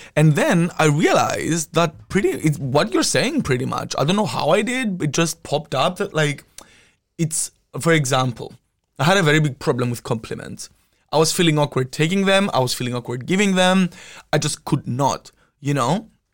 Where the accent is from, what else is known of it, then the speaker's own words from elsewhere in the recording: Cyprus; moved away as an adult; now in Amsterdam, Netherlands; I was born and raised in Cyprus